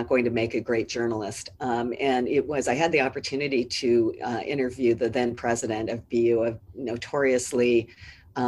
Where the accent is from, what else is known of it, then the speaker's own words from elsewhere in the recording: Orange County, California, United States; moved away as an adult; also born or lived in New Orleans, Louisiana; now in Boston, United States; we did live in Orange County. I grew up in the shadow of the Matterhorn